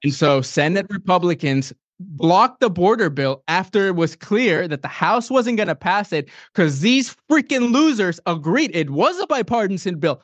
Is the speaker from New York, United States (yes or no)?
no; San Antonio, Texas, United States; I'm from San Antonio, Texas.